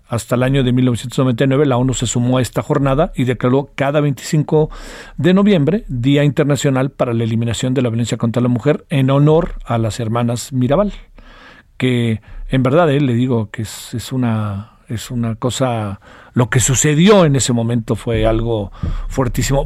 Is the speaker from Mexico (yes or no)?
yes; Mexico